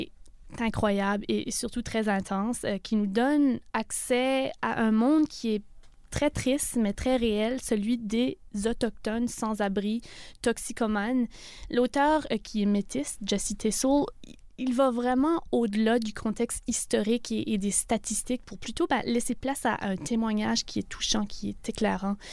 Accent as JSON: {"language": "French", "country": "Canada", "said": "en tant que Canadien"}